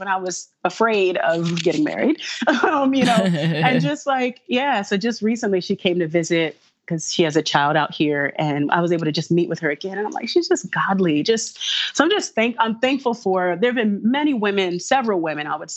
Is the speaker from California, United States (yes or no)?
yes; Los Angeles, California, United States; moved away; I was raised in Los Angeles